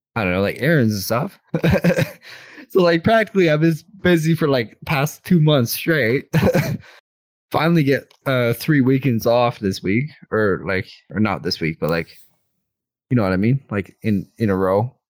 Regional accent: Canada; I'm Canadian.

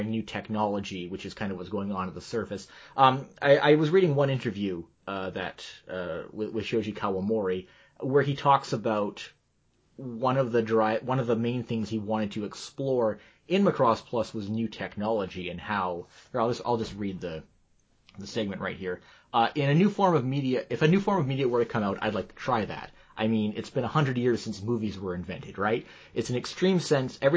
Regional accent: Japan; born there; I was born in Japan.

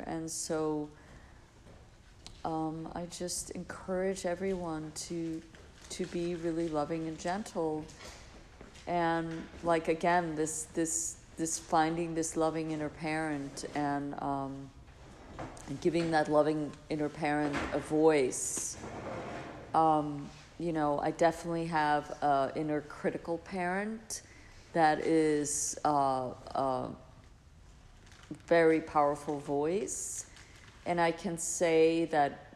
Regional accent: Iceland; I grew up in Iceland, so it was like very Scandinavian

